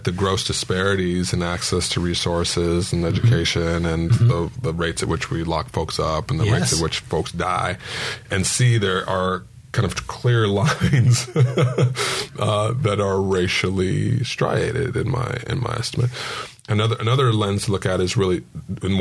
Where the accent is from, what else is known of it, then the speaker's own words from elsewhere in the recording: San Diego, California, United States; also born or lived in Poway; as a San Diegan